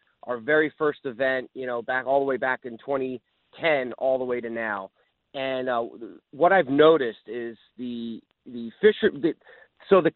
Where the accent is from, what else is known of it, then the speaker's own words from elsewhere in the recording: New Jersey, United States; now in South Florida, United States; growing up in New Jersey, I fished a lot of tournaments with my father and our family in boats. And even when I moved to South Florida